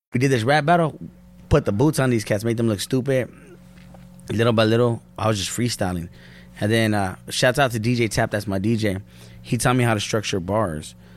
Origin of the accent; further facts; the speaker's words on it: Norwalk, California, United States; that's the hood. Born and raised